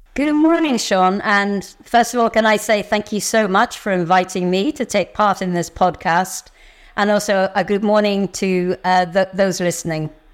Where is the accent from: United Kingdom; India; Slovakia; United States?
United Kingdom; Northern Ireland; I grew up in Northern Ireland, and I grew up in a community